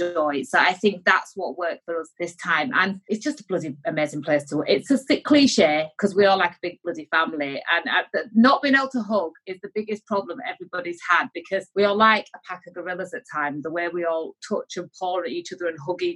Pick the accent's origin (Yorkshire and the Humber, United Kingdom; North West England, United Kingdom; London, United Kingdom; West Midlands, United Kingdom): Yorkshire and the Humber, United Kingdom; I'm from Yorkshire